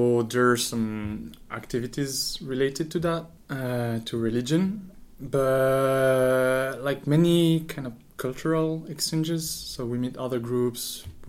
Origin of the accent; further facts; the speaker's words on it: Marseille, Provence-Alpes-Côte d'Azur, France; accent: French; English is a second language; moved away as an adult; now in Tokyo, Japan; I'm from Marseille, in the south of France. It's a nice town nearby the sea.